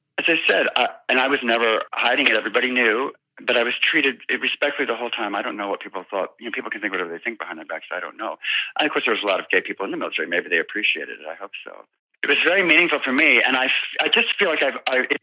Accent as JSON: {"language": "English", "town": "Tacoma", "region": "Washington", "country": "United States", "tie": "born or raised there", "also_born_or_lived": "California", "said": "we grew up in the Seattle area and Tacoma in particular when I was in high school."}